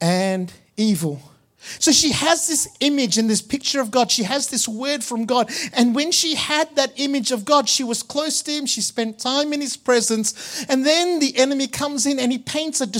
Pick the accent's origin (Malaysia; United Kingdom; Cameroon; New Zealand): Malaysia; Growing up in Malaysia, in the Catholic Church